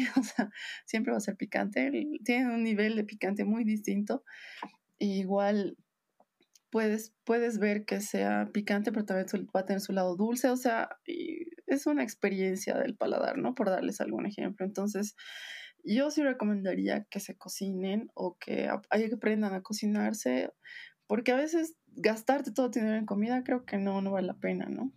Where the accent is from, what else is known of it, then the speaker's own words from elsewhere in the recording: Bolivia; moved away as an adult; era lo que siempre te recordaba de dónde eres